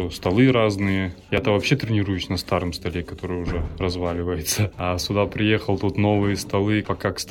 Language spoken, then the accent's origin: Russian; Cheboksary, Chuvashia, Russia; я из Чувашии, города Чебоксар.